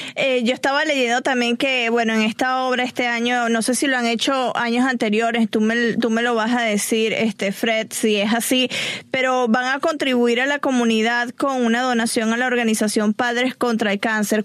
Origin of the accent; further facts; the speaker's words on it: Venezuela; accent: Venezuelan; now in Los Angeles, United States; la neutralización de mi acento, porque todavía se me salen varias cosas venezolanas